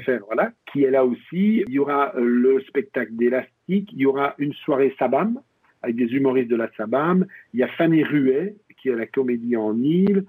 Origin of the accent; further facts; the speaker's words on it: region of Liège, Wallonia, Belgium; on est originaire de la région de Liège, même si on n'est pas liégeois